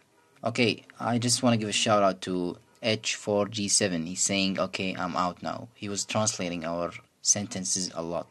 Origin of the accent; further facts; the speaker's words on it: Iraq; first language Arabic; English is a second language; Our native language is Arabic, again.